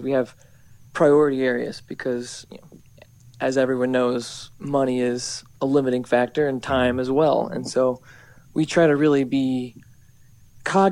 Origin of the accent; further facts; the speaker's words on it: North Carolina, United States; I'm originally from North Carolina, and I grew up in a duck hunting family